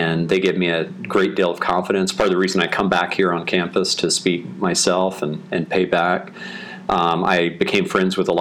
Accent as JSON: {"language": "English", "town": "Austin", "region": "Texas", "country": "United States", "said": "I'm from Austin."}